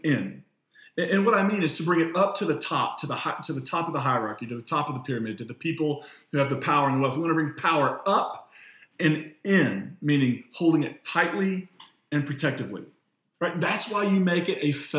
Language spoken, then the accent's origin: English; United States; as an American citizen